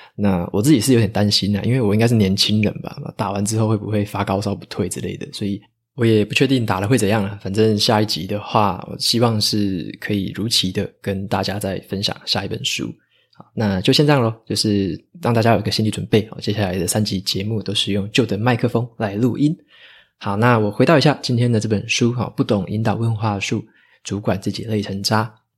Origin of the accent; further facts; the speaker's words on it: Taitung, Taitung County, Taiwan; moved away; 回台东那边，我的老家去施打